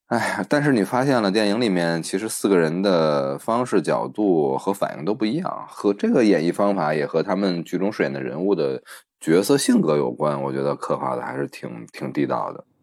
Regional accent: Beijing, China; 我们北京，北京人管这个叫“扒眼儿

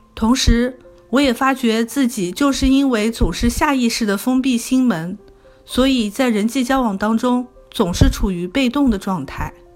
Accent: Wuxi, Jiangsu, China; moved away as an adult; now in Toronto, Canada; 我来自江苏无锡，十年前来到加拿大多伦多，从事食品零售管理

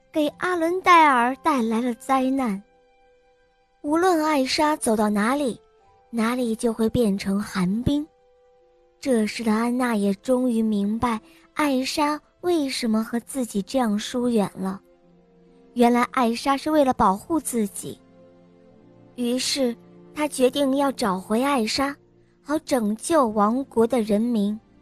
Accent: Beijing, China; 我今年四岁了，我来自北京

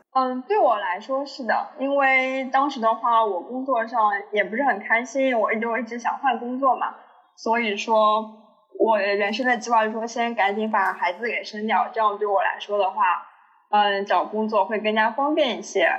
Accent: Shanghai, China; 然后觉得自己生活在上海

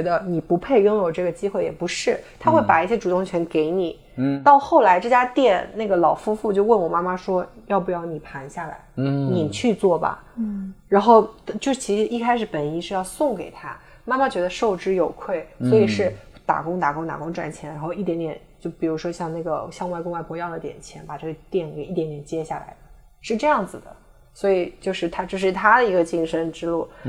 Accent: Jinshan, Shanghai, China; 然后呢，我就生小时候就生活在这种语言体系下，可能这就是为什么我没有所谓的上海口音，因为我从小就说普通话，嗯，我不会说乡那个乡下话，我不会说金山话

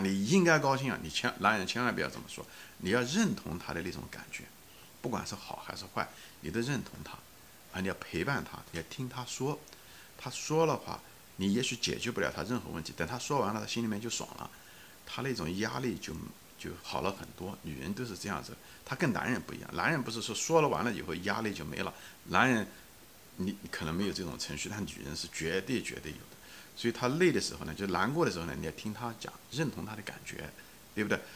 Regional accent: China; 我们中文因为比较含蓄

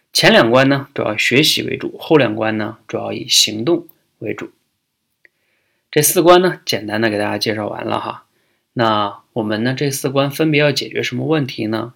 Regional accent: China; 对我们中国人来说

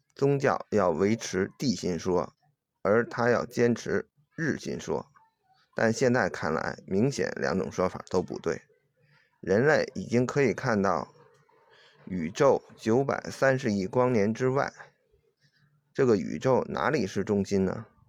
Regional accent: China; 我是中国人

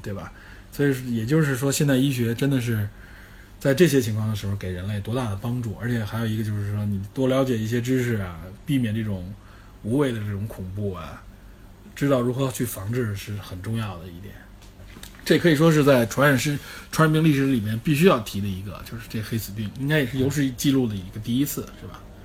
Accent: China; 有我们中国人应该比较熟悉的非典 SARS

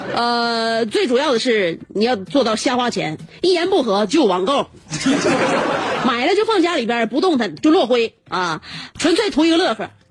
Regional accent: Northeast China, China; 我们东北人

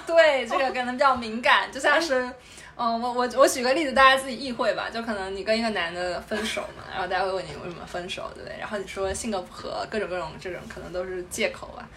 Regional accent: southern China, China; moved away as an adult; now in Beijing, China; 我是一个南方人

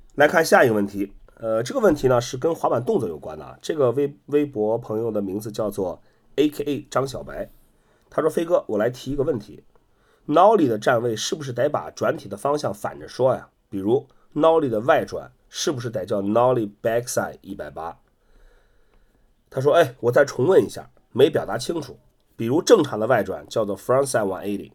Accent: Qingdao, Shandong, China; 我也是山东的，我是山东青岛的

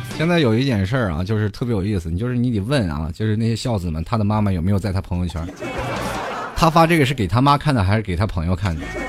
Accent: Inner Mongolia, China; now in Hangzhou, China; 我们那里旅游的外地人很多

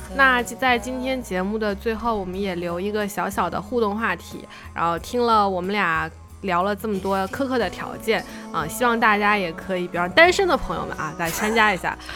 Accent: Suzhou, Jiangsu, China; 我们苏州人说话，喜欢加鸭， 喜欢加蛙

